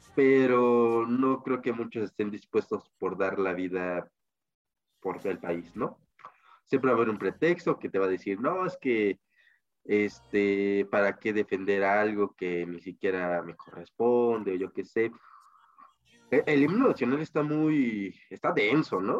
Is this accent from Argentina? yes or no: no; Mexico; mi país